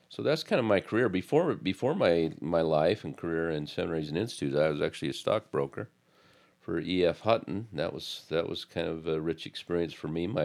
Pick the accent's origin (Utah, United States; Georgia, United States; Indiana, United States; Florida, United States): Utah, United States; American Fork; moved away as an adult; also born or lived in Highland, Utah / Midwest; I grew up in Utah, in American Fork, actually, and spent most of my life there